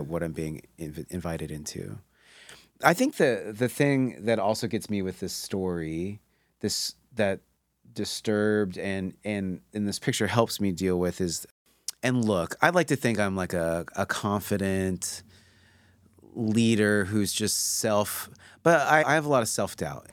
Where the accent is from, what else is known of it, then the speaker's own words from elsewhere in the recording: Pacific Northwest, United States; I grew up in the Pacific Northwest